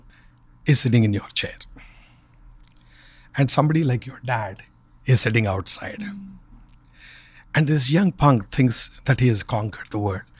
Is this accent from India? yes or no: yes; India; moved away; Growing up in India, we never had television